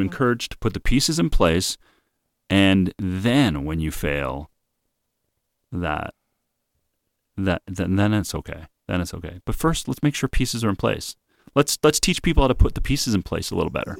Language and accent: English; Winnipeg, Manitoba, Canada; I grew up in Winnipeg with a lot of Jewish people